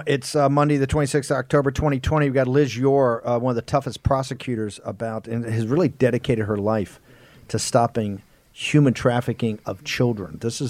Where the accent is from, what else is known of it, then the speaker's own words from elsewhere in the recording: Norfolk, Virginia, United States; Naval Base in Norfolk, my hometown